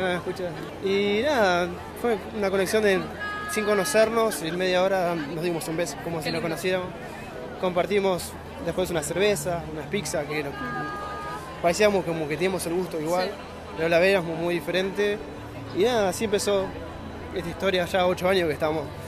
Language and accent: Spanish; La Plata, Buenos Aires Province, Argentina; yo soy de La Plata